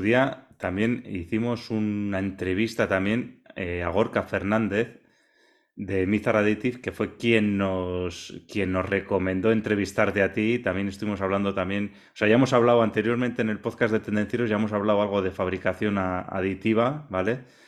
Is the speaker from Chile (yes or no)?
no; Vitoria-Gasteiz, Basque Country, Spain; yo también soy vecino tuyo de Vitoria